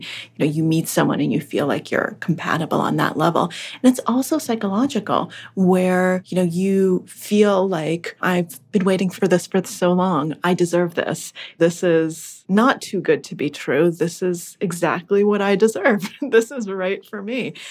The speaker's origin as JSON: {"language": "English", "town": "Acton", "region": "Massachusetts", "country": "United States", "tie": "born or raised there", "also_born_or_lived": "Russia", "second_language": "English", "said": "I grew up in Acton, Massachusetts, which is one of the northwest suburbs of Boston."}